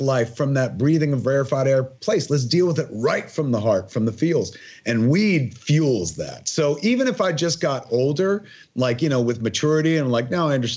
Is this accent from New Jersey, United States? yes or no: yes; New Jersey, United States; my whole life growing up in Jersey